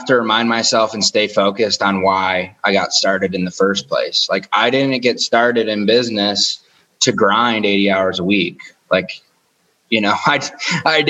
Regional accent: outside of Detroit, Michigan, United States; Michigan, outside of Detroit

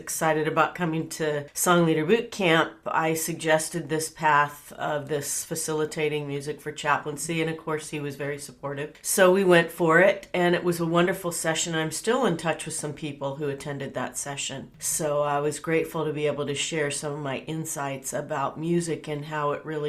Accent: Bakersfield, California, United States; I was born and raised in Bakersfield, California

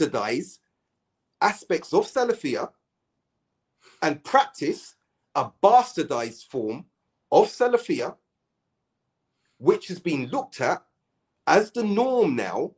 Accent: United Kingdom; We're British.

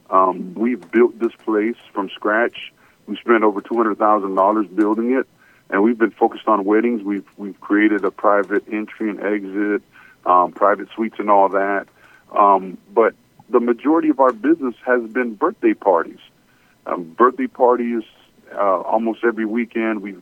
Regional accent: Miami, Florida, United States; also born or lived in Port-au-Prince, Haiti / Atlanta, United States; I am Caribbean. I was born in Port-au-Prince, Haiti, and uh, at a very young age, we migrated to Miami, Florida, and then we moved to Atlanta. So we're uh, we've been in the Atlanta area since 1997.

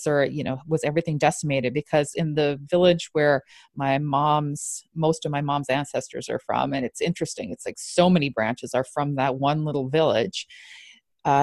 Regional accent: Alberta, Canada; I grew up in Alberta

